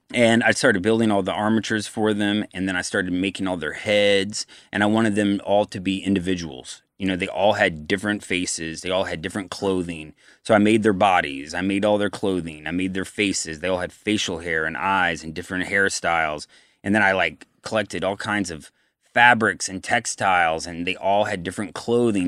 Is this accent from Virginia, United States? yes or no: yes; Virginia, United States; I'm from Virginia